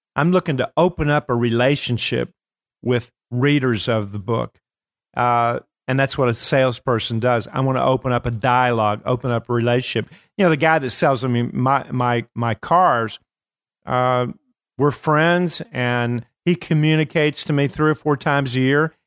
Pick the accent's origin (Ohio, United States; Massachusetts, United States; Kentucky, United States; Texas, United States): Kentucky, United States; I am from Kentucky